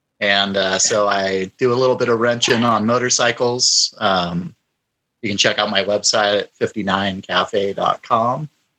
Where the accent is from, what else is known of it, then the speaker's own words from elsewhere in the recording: San Diego, California, United States; now in Coeur d'Alene, United States; no, I'm in Coeur d'Alene, Idaho. I'm a transplant from San Diego, California.